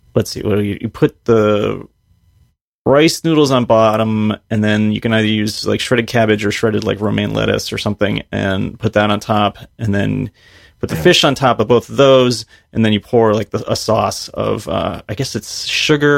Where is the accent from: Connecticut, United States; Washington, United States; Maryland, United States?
Connecticut, United States; moved away; I grew up in Connecticut